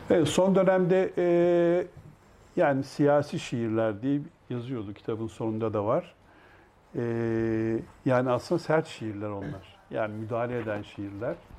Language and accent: Turkish; Eskişehir, Turkey; moved away; Eskişehir'e gidemiyordum memleketime